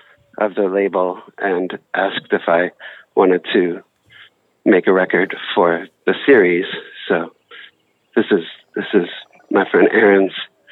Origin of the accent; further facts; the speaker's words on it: Spring Creek, North Carolina, United States; moved away; also born or lived in Chicago; I grew up in just outside of Asheville, North Carolina, Bessemer County, in a little area called Spring Creek, and went to Madison High School. But it was like maybe 45 miles west of Asheville.